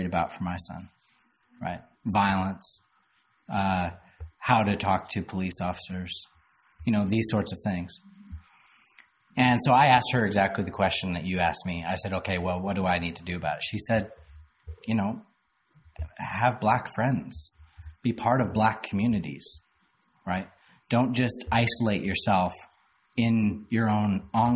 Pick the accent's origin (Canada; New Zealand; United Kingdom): Canada; moved away as an adult; now in Louisville, United States; I moved down to Louisville from Canada 10 years ago. And I was a horribly naive Canadian